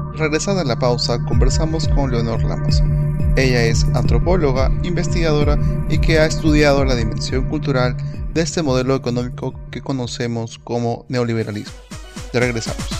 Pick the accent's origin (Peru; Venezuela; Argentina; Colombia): Peru; nuestro país